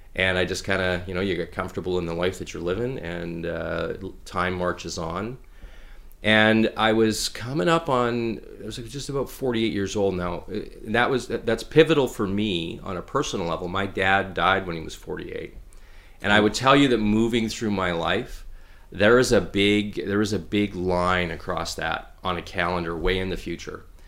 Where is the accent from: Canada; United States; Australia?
Canada; Pilot Butte, Saskatchewan; moved away as an adult; also born or lived in Vancouver, British Columbia / Regina, Saskatchewan; now in Prince George, Canada; we moved to a little town called Pyle of Butte, Saskatchewan, which is just a little bedroom community outside of Regina, uh, when I was, like, three years old